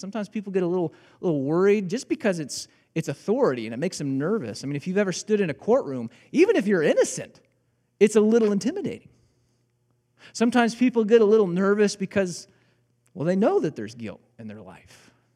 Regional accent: Illinois, United States; moved away as an adult; also born or lived in Joplin, Missouri; I grew up in Illinois. I learned how to drive in Illinois

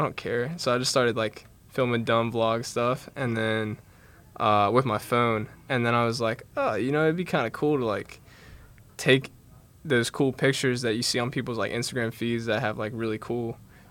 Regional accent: Charleston, West Virginia, United States; So I'm from Charleston, and I'm a junior this year.

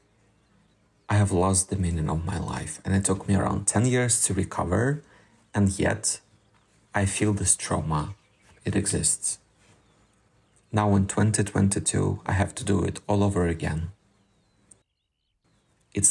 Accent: Donetsk, Donetsk Oblast, Ukraine; moved away as an adult; also born or lived in Turkey; now in Italy; I'm originally from Donetsk, east side of Ukraine

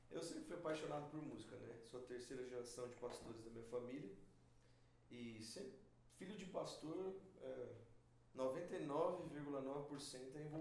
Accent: Presidente Prudente, São Paulo, Brazil; eu sou de Presidente Prudente, interior de São Paulo.

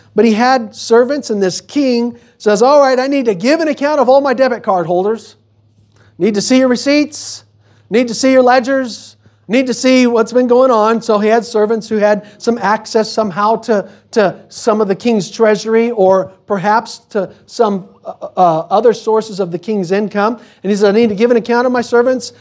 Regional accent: United States; we're American

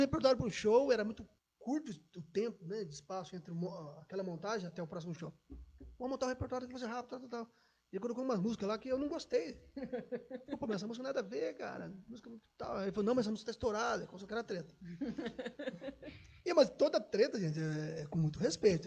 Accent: São Paulo, Brazil; also born or lived in Mogi Mirim; Eu sou o caçula em casa e só eu nasci em São Paulo.

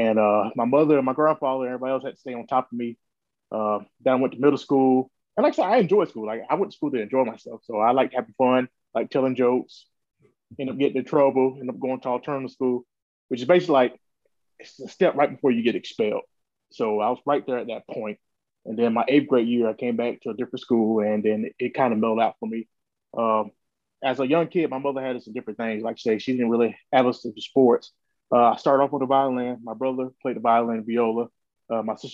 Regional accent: Augusta, Georgia, United States; I'm from Augusta, Georgia, which is maybe 2 hours away from Atlanta, right there on the border of South Carolina. Grew up with my family.

